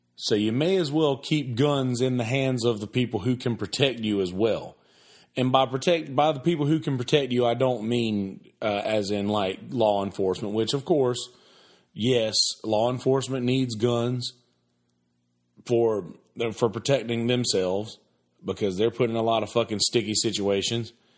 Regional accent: the South, United States; I grew up in the South.

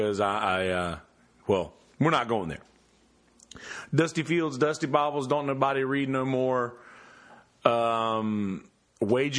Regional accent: the South, United States; I'm from the South. I'm from the country.

